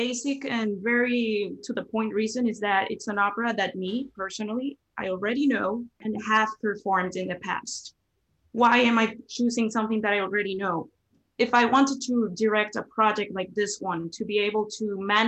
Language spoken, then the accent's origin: English; Cali, Valle del Cauca, Colombia; moved away as an adult; also born or lived in Bogotá, Colombia; now in Brooklyn, United States; I was born in Cali, Colombia, which is actually known as the city of salsa.